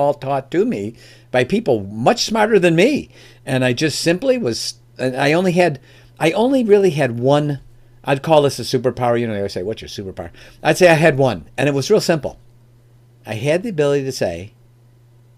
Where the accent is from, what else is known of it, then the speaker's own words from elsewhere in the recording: Oak Brook, Illinois, United States; moved away as an adult; now in Michigan, United States; I'm from the Chicagoland area, born and raised there. I live in Michigan now, but first 30 years of my life was in the Chicagoland area, and specifically in an area called Oak Brook